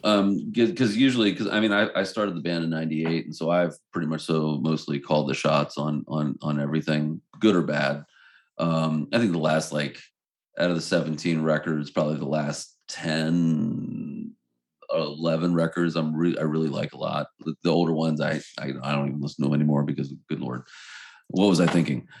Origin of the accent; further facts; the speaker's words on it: Baltimore, Maryland, United States; we're from Baltimore